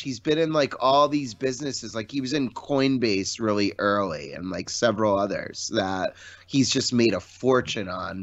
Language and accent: English; Connecticut, United States; I grew up in Connecticut